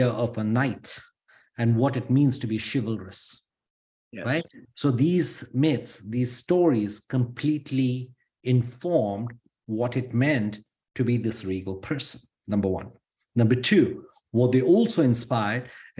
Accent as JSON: {"language": "English", "country": "India", "moved": "yes", "lives_now": "United States", "said": "I'm Indian. And look at me, I'm also an American."}